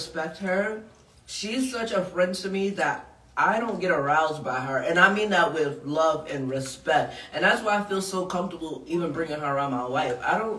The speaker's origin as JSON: {"language": "English", "town": "Queens", "region": "New York", "country": "United States", "said": "Y'all know I'm from the hood. I'm from Southside Jamaica, Queens."}